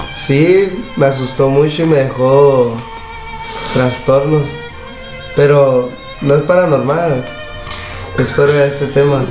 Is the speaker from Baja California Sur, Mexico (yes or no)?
yes; La Paz, Baja California Sur, Mexico; Yo soy aquí de La Paz, la colonia de la Vista